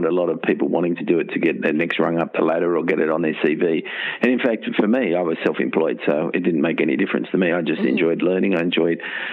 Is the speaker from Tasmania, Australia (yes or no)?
no; Castle Hill, New South Wales, Australia; Grew up at Castle Hill, went to Castle Hill Infants, Castle Hill Public School, Castle Hill High School